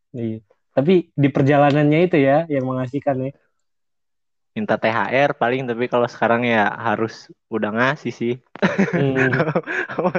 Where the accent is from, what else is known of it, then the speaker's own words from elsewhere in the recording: Makassar, South Sulawesi, Indonesia; Gua asli Makassar.